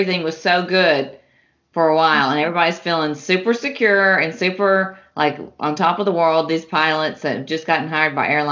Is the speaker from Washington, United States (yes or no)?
no; Nashville, Tennessee, United States; now in Cincinnati, United States; I'm in Cincinnati, but I'm from Nashville, Tennessee